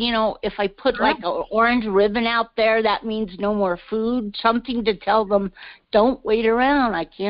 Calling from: Colorado Springs, Colorado, United States; I'm coming from Colorado Springs, and this is my very first time ever talking with you.

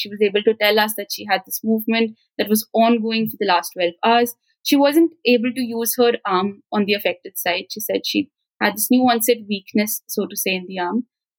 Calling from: Punjab, India; It's actually evening where I'm from. I'm talking from Punjab, the northern part of India.

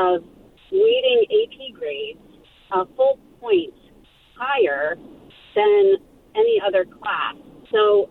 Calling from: Princeton, New Jersey, United States; I'm calling from Princeton, New Jersey

